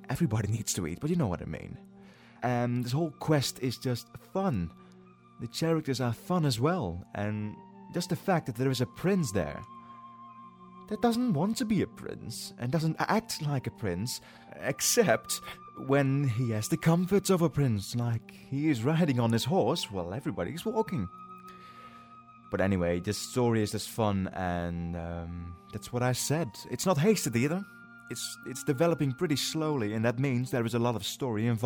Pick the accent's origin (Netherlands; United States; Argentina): Netherlands; English is a second language; I am actually Dutch. I am from the Netherlands.